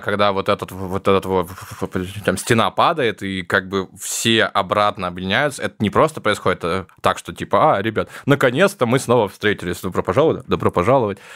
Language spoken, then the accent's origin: Russian; Novosibirsk, Novosibirsk Oblast, Russia; moved away; я из Новосибирска